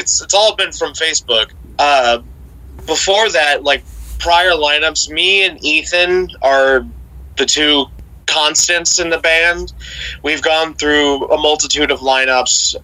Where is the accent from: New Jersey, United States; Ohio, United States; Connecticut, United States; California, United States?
Ohio, United States; we're all from Ohio.